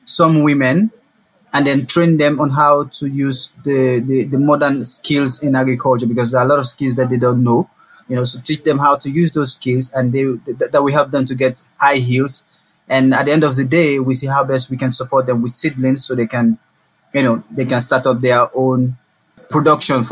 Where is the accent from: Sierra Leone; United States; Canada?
Sierra Leone; I'm from Sierra Leone, and I'm currently in my final years at the university